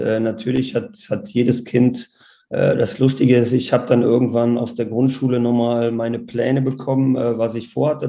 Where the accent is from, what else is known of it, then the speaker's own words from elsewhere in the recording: Wermelskirchen, North Rhine-Westphalia, Germany; Wir sind dann mit meiner Geburt nach Wermelskirchen gezogen. Und ja, da habe ich meine Jugend verbracht